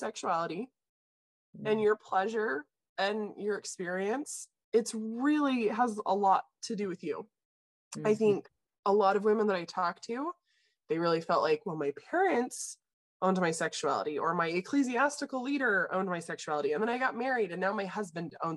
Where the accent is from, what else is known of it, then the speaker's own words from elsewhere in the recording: Idaho, United States; I grew up in Idaho